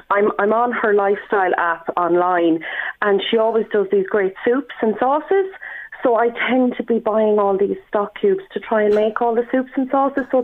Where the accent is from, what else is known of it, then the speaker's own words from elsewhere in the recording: Galway, Connacht, Ireland; also born or lived in north; I'm from Galway originally. Well, I'm in Galway now. I was born in the north, but I'm, I'm living in Galway.